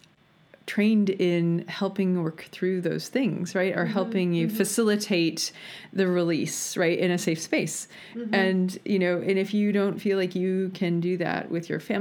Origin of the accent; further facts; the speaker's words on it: United States; I'm American